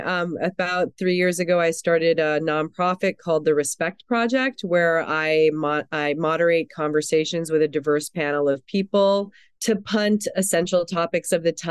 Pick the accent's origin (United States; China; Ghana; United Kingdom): United States; New York City, New York; also born or lived in Germany; I'm was born in Europe. I'm still a German citizen. I was raised in New York City